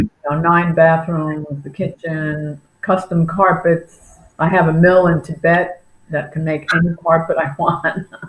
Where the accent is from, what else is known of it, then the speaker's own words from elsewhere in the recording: Long Island, New York, United States; moved away as an adult; now in Naples, United States; I'm originally from New York